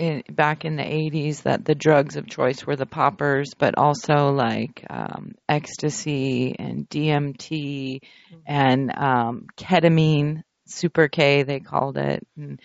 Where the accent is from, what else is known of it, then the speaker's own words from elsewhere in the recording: San Francisco, California, United States; And I grew up in San Francisco in the 80s, and I watched a lot of gay men die.